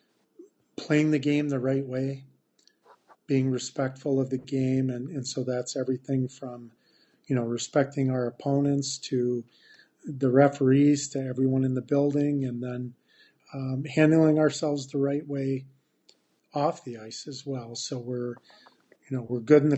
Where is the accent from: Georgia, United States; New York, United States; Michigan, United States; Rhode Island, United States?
Michigan, United States; Hancock; moved away as an adult; now in Traverse City, United States; I was at Hancock